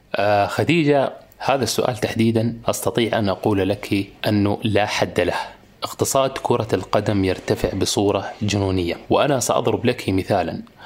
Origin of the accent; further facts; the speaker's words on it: Qatar; انا مولود في قطر